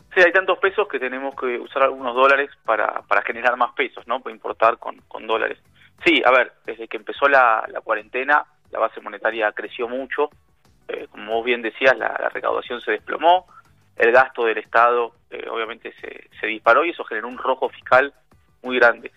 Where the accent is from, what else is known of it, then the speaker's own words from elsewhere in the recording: Argentina; nosotros, los argentinos